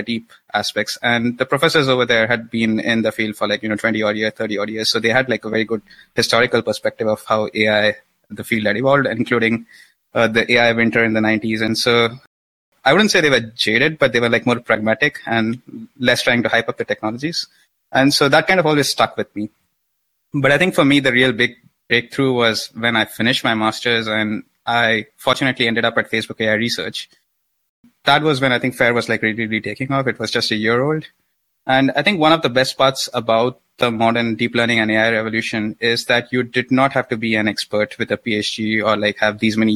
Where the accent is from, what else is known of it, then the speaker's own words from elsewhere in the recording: India; I grew up in India.